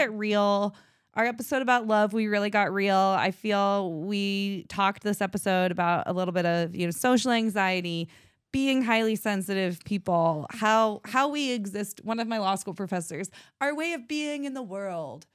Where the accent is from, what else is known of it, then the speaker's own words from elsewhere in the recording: United States; I'm from Washington